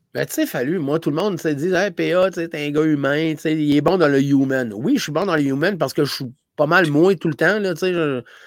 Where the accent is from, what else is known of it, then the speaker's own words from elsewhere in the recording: Gaspésie, Quebec, Canada; moved away; je venais de la Gaspésie